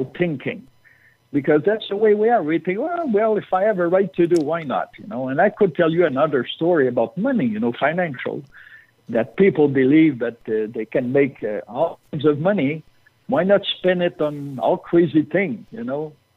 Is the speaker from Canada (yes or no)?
yes; Canada; I'm Canadian